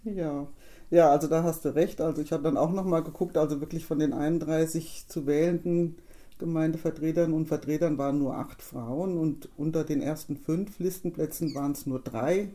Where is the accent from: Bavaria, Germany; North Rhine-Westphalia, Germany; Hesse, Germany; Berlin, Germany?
Hesse, Germany; Wolfgruben; bei uns in Wolfgruben, als die Fußgängerampel dann endlich installiert wurde, wofür wir als Ortsbeirat auch uns eingesetzt hatten